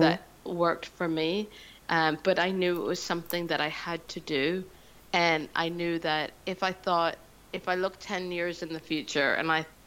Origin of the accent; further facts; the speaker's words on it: Canada; moved away as an adult; now in London, United Kingdom; I'm Canadian, so I'd lived in London for about 5 years at that point